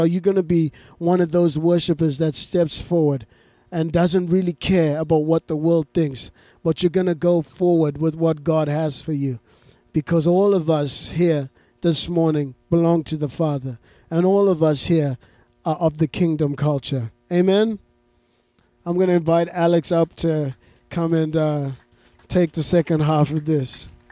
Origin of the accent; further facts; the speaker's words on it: Zimbabwe; moved away; I grew up in Zimbabwe